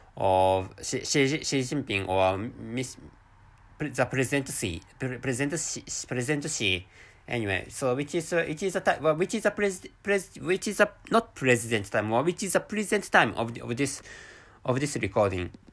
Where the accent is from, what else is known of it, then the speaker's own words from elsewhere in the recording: Japan; first language Japanese; English is a second language; I'm a Japanese person